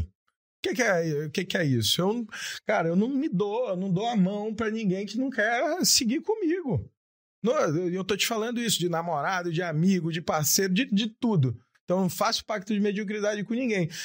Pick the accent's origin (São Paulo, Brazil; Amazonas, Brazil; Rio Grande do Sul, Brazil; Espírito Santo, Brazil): Amazonas, Brazil; Japiim; eu venho lá do Japim